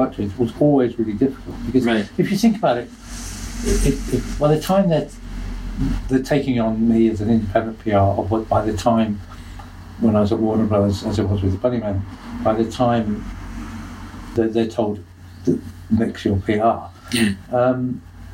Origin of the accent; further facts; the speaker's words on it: United Kingdom; I'm a Southerner